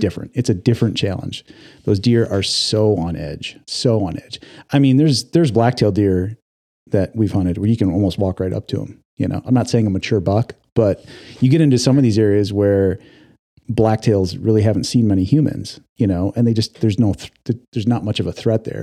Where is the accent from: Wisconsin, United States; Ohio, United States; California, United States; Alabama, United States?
Wisconsin, United States; moved away as an adult; now in Oregon, United States; I grew up in the Midwest. I grew up in Wisconsin. I moved to Oregon in two thousand five